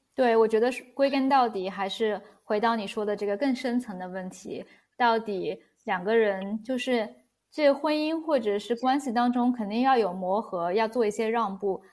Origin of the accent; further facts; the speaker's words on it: Shanghai, China; moved away as an adult; now in Europe; 我是相当于土生土长的中国人，我是上海长大